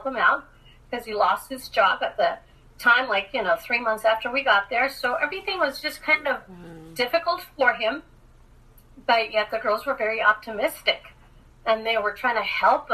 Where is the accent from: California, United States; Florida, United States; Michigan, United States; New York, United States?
California, United States; Los Angeles; growing up in Los Angeles with a single parent